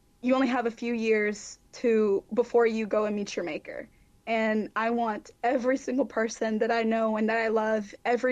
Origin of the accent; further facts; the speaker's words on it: Mobile, Alabama, United States; Mobile, Alabama, my hometown